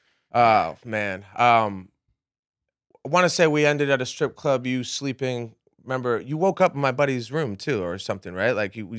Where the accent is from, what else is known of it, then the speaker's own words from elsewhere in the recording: New England, United States; I grew up in New England.